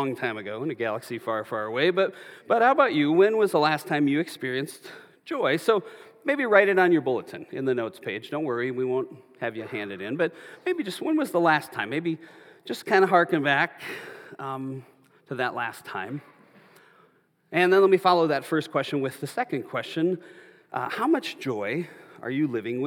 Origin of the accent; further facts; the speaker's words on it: Minnesota, United States; now in Arizona, United States; where I grew up in Minnesota